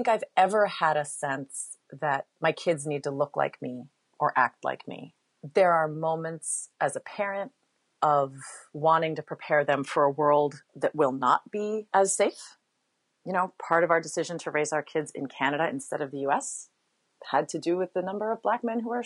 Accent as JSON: {"language": "English", "region": "Hawaii", "country": "United States", "tie": "born or raised there", "said": "I grew up in Hawaii."}